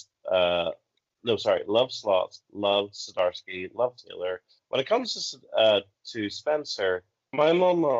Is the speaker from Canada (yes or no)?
no; Northern Ireland, United Kingdom; accent: Northern Irish; I have a Northern Irish accent.